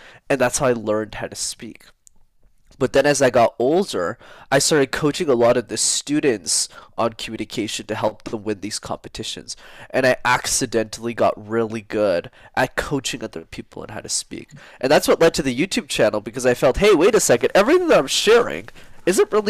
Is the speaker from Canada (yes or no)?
yes; Montreal, Quebec, Canada; I grew up in Montreal, where I still live in Canada.